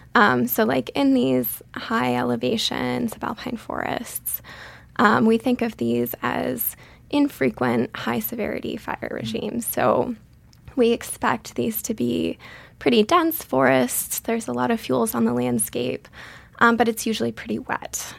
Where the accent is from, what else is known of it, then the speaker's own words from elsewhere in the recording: Western Massachusetts, United States; moved away as an adult; also born or lived in Colorado; I grew up in Western Massachusetts in a small town there